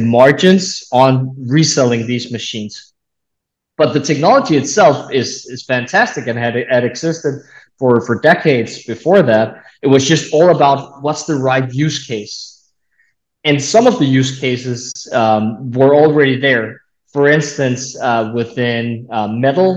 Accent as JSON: {"language": "English", "area": "a small town north of Copenhagen", "region": "Capital Region of Denmark", "country": "Denmark", "tie": "born or raised there", "moved": "as an adult", "lives_now": "United States", "said": "I grew up in a small town north of Copenhagen, Denmark. That's where I'm from"}